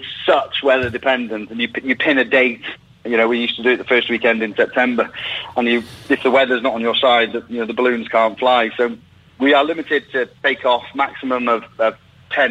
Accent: Llangollen, Wales, United Kingdom; I'm from Llangollen in North Wales, where they used to host a balloon festival every year.

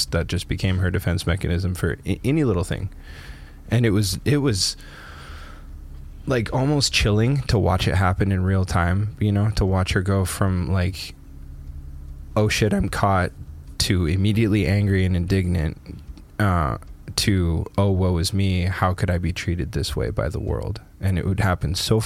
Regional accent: Canada; moved away; my hometown in Canada

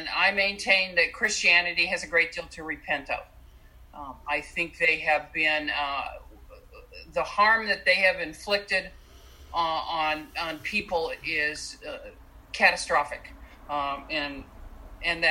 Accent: Southern California, United States; I grew up in Southern California

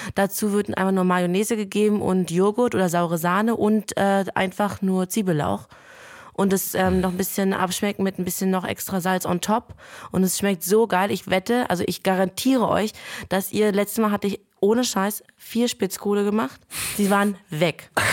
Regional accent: Lithuania; moved away; bei uns in Litauen

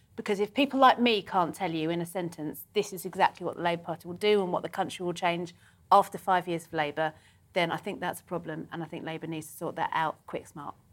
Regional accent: London, United Kingdom; I'm a Londoner. I was born here

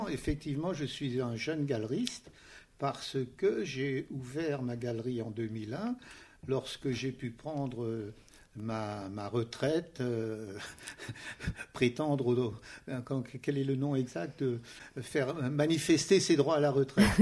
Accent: Strasbourg, Grand Est, France; Je suis strasbourgeois et à Strasbourg, il y avait bien entendu des musées

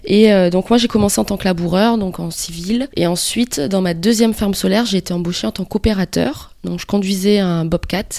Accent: New Caledonia; moved away as an adult; also born or lived in France; now in Australia; Je viens de Nouvelle-Calédonie et euh, à l'âge de 21 ans, je suis allée vivre en France pour euh, faire des études

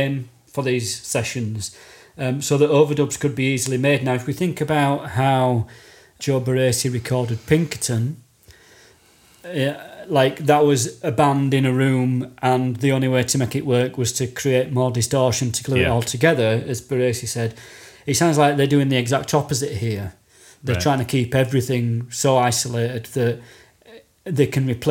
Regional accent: United Kingdom; as a Brit

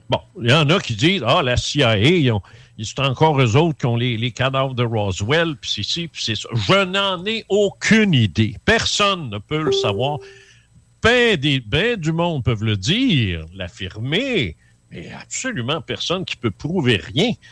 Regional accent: Quebec City, Quebec, Canada; je viens de là, je viens de Québec, moi.

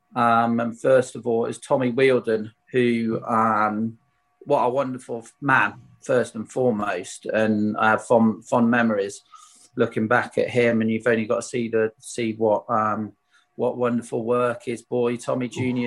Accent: Swindon, South West England, United Kingdom; playing for my hometown club

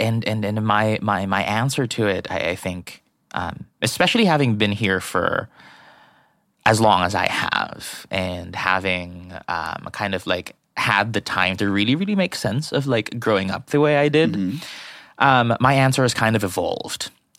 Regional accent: Philippines; moved away; so I grew up in the Philippines.

